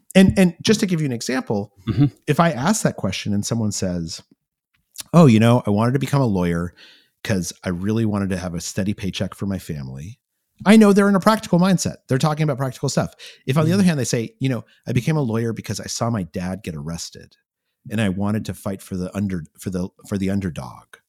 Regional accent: New Mexico, United States; I grew up in New Mexico

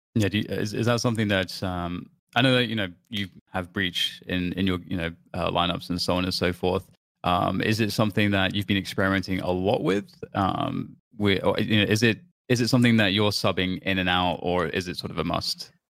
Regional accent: United Kingdom; I'm British

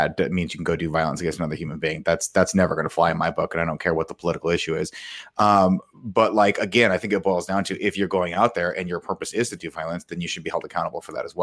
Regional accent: United States; as an American

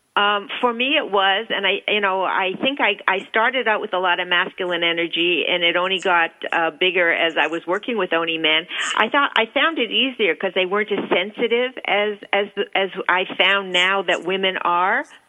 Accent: Toronto, Ontario, Canada; moved away as an adult; also born or lived in New York; I left home when I was 19. I was brought up in Toronto. I went to, I came to New York

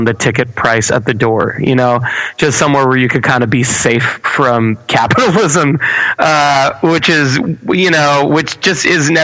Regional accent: Baldwin, New York, United States; I'm born and raised in Baldwin, New York

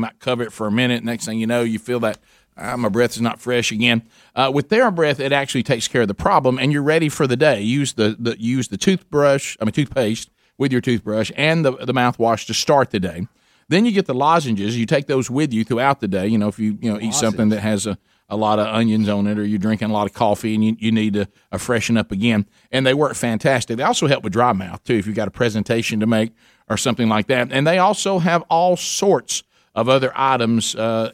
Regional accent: Calhoun County, Alabama, United States; we grew up in Calhoun County

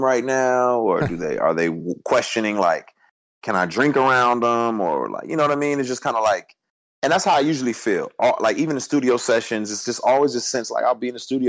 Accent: Houston, Texas, United States; I was born in Houston too

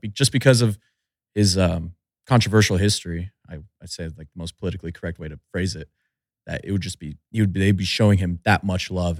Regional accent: Albuquerque, New Mexico, United States; I'm from the Albuquerque area

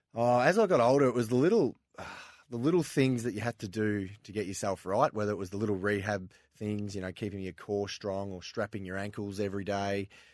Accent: Linton, Victoria, Australia; also born or lived in Ballarat; I grew up there in Linton, which is about half an hour out from Ballarat

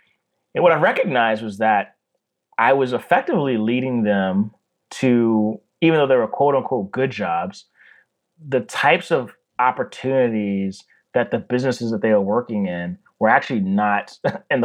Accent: Baltimore, Maryland, United States; I'm from Baltimore, Maryland

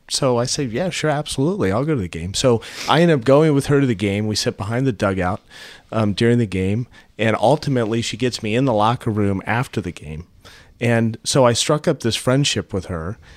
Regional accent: St. Louis, Missouri, United States; also born or lived in Utah; when I was growing up in Saint Louis

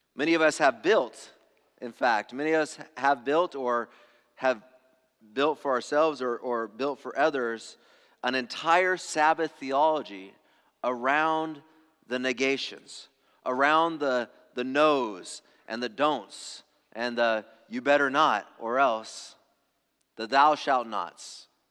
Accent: Angwin and Loma Linda, California, United States; I grew up in the Adventist ghettos. So, like, Angwin and Loma Linda

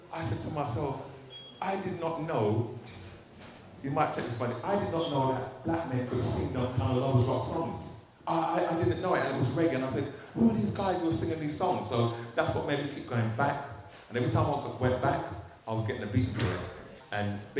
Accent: London, United Kingdom; moved away as an adult; now in Northampton, United Kingdom; growing up in Brent

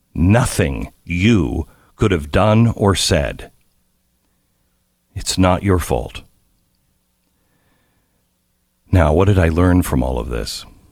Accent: Texas, United States; oh, I'm from Texas, and they would back away from me

